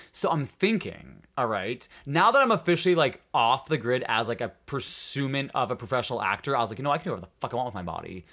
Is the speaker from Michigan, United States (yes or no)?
yes; Upper Peninsula, Michigan, United States; born or raised there; moved away